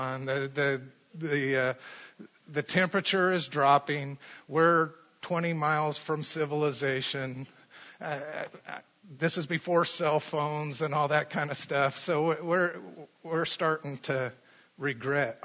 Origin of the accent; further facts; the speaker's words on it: Colorado, United States; I grew up in Colorado